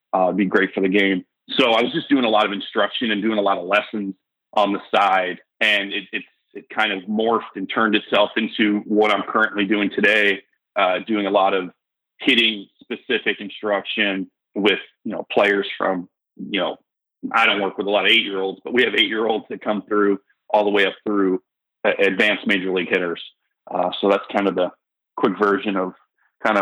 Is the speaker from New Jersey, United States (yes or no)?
no; outside of Fort Lauderdale, South Florida, United States; moved away as an adult; also born or lived in Kansas; I grew up in South Florida, outside of Fort Lauderdale